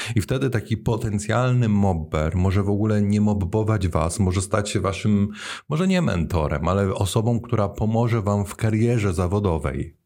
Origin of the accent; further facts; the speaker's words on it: Poland; moved away as an adult; now in Netherlands; jak przeniosłem się z Polski do Holandii